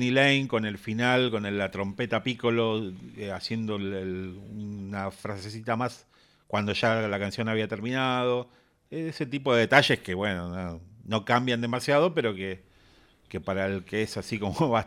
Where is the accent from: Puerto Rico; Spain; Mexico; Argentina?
Argentina; Es que justamente nosotros, que somos argentinos, eh, las ediciones argentinas eran calcadas de las inglesas.